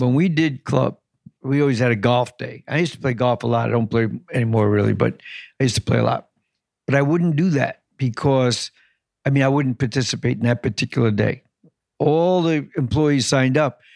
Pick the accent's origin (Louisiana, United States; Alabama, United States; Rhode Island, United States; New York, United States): New York, United States; Long Island, New York City, United States; I grew up in New York City until I was six